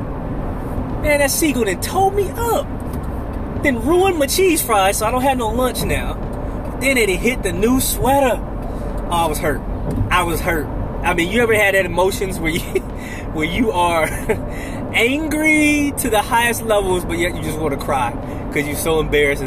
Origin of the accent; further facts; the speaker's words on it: Oakland, California, United States; I'm from Oakland, California